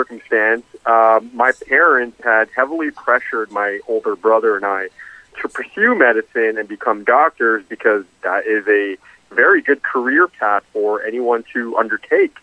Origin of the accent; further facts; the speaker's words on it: Toronto, Ontario, Canada; moved away as an adult; also born or lived in Atlanta, United States / New York, United States / Chicago, United States; I grew up in Toronto, Ontario, Canada my whole life